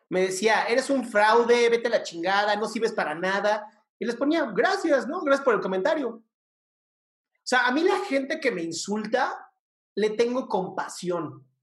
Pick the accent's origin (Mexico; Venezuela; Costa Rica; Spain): Costa Rica; Soy de Costa Rica